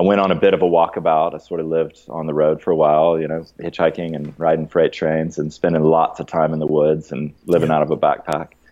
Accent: Athens, Georgia, United States; moved away as an adult; also born or lived in Santa Cruz, California; I actually grew up in Athens and then was gone for 20 years.

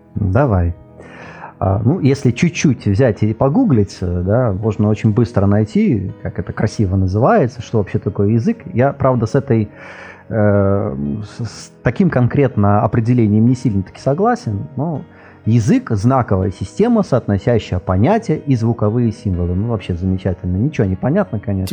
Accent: Latvia; first language Russian; я из Латвии

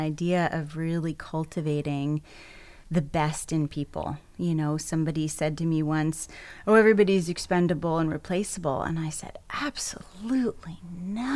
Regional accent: New England, United States; Very different upbringing, and yet both my parents were great artists. It was just, you know, East Coast, New England

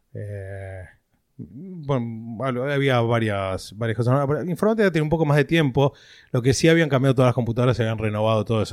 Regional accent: Greater Buenos Aires west zone, Buenos Aires Province, Argentina; moved away as an adult; now in Miami, United States; Nací en Capital, pero vivíamos en Morón, a los tres años nos mudamos a, a Burlingame, así que zona oeste de toda la vida

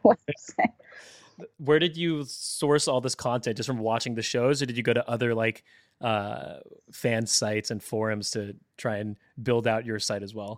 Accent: San Francisco Bay Area, California, United States; moved away as an adult; now in Seattle, United States; I'm from San Francisco Bay Area originally

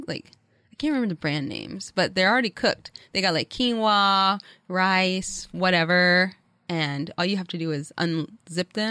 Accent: the South, United States; moved away; also born or lived in New York; I'm from the South

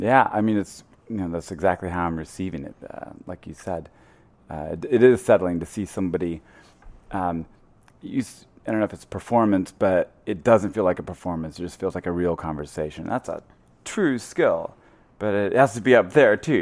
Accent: Missouri, United States; I'm from Missouri, a very small little town.

